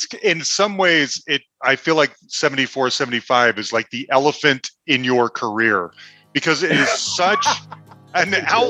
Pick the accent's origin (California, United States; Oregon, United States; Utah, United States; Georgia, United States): Utah, United States; Salt Lake City; moved away as an adult; also born or lived in Cambridge, England; now in Denver, United States; I'm in Denver. Okay. I'm originally from Salt Lake City